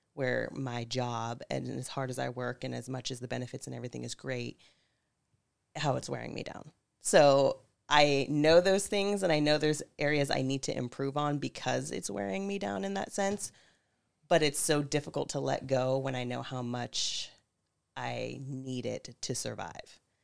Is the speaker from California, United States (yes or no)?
yes; Pope Valley, California, United States; now in Santa Rosa, United States; I'm originally from Pope Valley, California